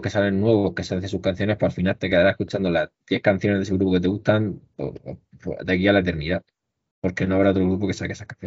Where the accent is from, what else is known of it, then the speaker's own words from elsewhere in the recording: Region of Murcia, Spain; al final, la zona que somos, que somos de Murcia